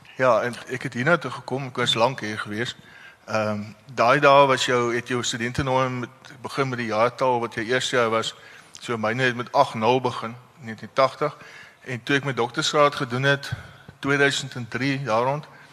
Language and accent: Afrikaans; Parow, Western Cape, South Africa; ek het maar hier in Parow groot geword in in ehm uh, Kaalbrem Hospitaal gebore